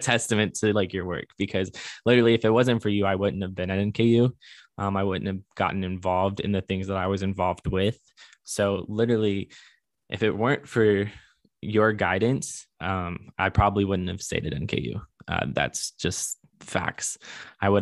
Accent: Northern Kentucky, United States; we grew up in Northern Kentucky

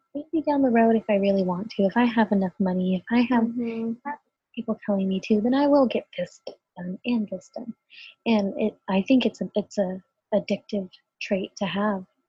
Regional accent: United States; I'm a Latina. I do not speak Spanish. I am completely American in all ways

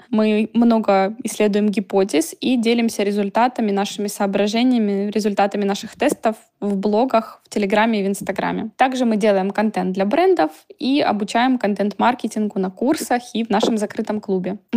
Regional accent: Ukraine; я SEO проекта «Кукуруза», я из Украины.

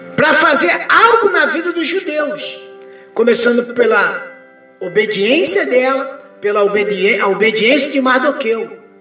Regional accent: Brazil; eu sou cidadão brasileiro

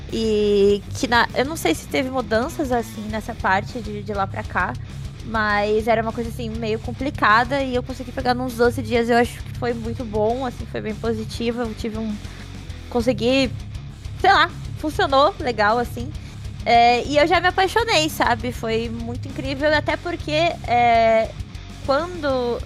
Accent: Rio Grande do Sul, Brazil; eu sou gaúcha também

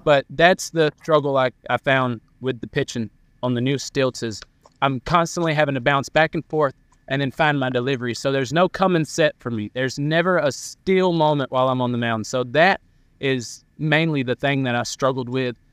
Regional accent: near Columbus, Georgia, United States; Columbus, Georgia. That's forty-five minutes from my hometown

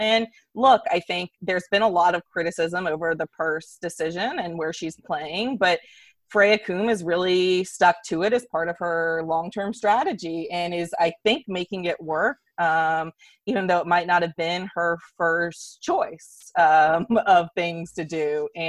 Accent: United States; I like all bulldozing. I'm very American in that way.

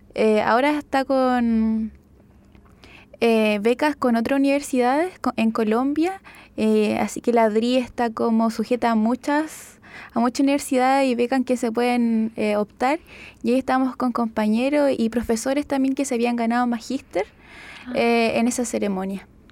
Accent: Chillán, Ñuble, Chile; moved away; Yo soy de Chillán y mi familia estaba en Chillán

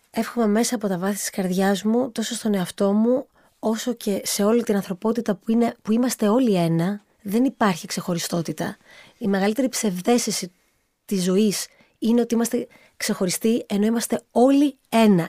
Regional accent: Samos, North Aegean, Greece; also born or lived in United States; εγώ είμαι από τη Σάμο και πάντοτε ε, αισθανόμουν πολύ ευλογημένη που η καταγωγή μου είναι και από Σάμο

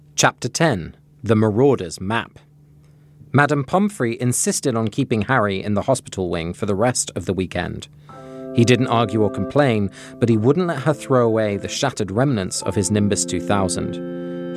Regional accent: England, United Kingdom; moved away; Growing up in England, I guess I didn't learn much of this kind of history.

